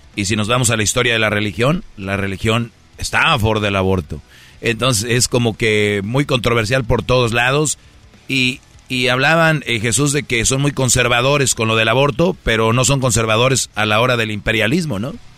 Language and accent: Spanish; Mexico; now in United States; yo soy de México